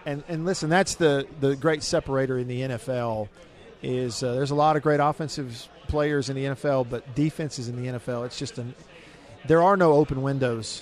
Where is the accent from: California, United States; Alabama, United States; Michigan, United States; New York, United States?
Alabama, United States; Russellville; moved away; I went to grade school there